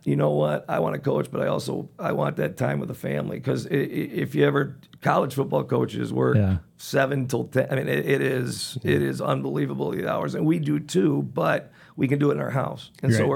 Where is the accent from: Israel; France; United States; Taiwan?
United States; Chicago, Illinois; also born or lived in Minnesota; now in Maple Grove, United States; I grew up in the south side of Chicago